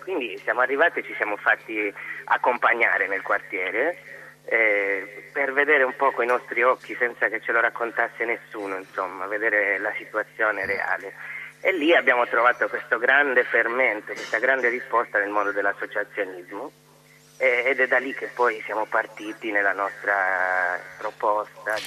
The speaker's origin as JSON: {"language": "Italian", "town": "Alghero", "region": "Sardinia", "country": "Italy", "said": "Io sono sardo, di Alghero."}